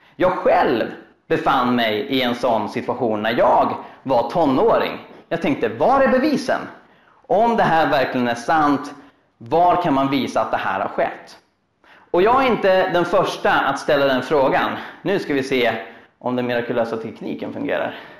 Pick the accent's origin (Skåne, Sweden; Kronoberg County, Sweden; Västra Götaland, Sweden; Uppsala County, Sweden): Uppsala County, Sweden; Uppsala; Jag är en kille från Uppsala